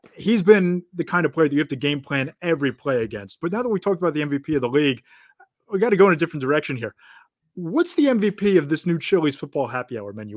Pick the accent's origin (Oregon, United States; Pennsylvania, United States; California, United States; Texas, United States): Pennsylvania, United States; Philadelphia; growing up in the Philadelphia area